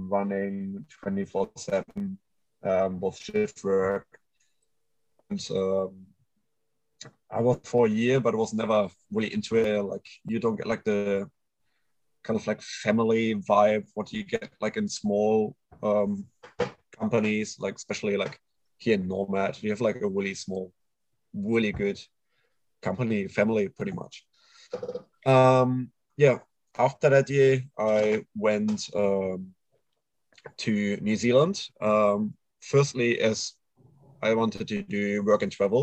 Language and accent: English; Düsseldorf, North Rhine-Westphalia, Germany; English is a second language; moved away as an adult; now in Australia; I'm born and raised in Germany